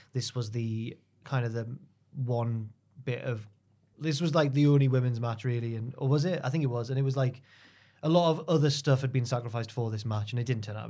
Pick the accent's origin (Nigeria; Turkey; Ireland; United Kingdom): United Kingdom; England; I'm English